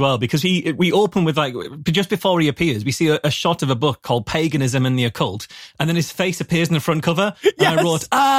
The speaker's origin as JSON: {"language": "English", "country": "United Kingdom", "said": "as a British person"}